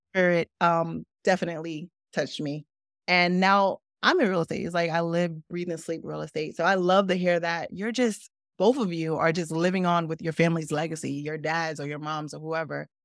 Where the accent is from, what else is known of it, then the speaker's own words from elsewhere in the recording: Newark, New Jersey, United States; also born or lived in Brooklyn, New York; I grew up in Newark. I grew up in Brooklyn first, then moved to Newark.